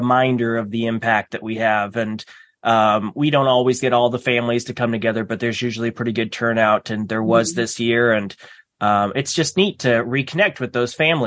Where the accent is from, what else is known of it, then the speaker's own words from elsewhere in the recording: Omaha, Nebraska, United States; I was born and raised here around Omaha area